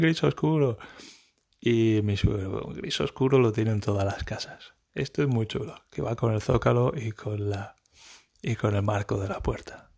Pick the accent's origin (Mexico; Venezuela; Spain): Spain; moved away; yo soy español y estoy aprendiendo alemán